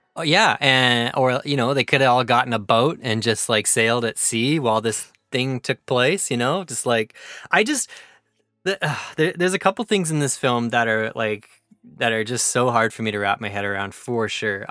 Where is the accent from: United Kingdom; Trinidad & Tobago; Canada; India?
Canada; as a Canadian